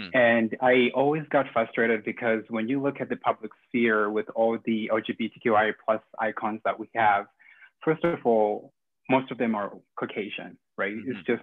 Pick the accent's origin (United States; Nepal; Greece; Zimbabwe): Zimbabwe; now in Canada; in my home country, Zimbabwe